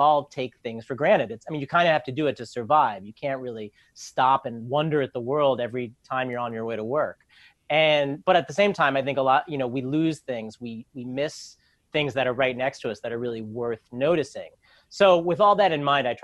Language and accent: English; New York City, New York, United States; I grew up in New York. I've lived in Manhattan and Brooklyn all my life